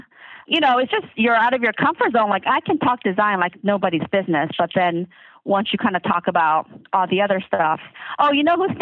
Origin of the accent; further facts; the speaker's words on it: the South, United States; I grew up in the South